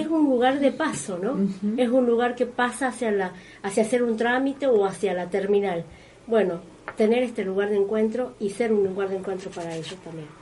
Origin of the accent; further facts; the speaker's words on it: Tucumán, Argentina; nosotros como tucumanos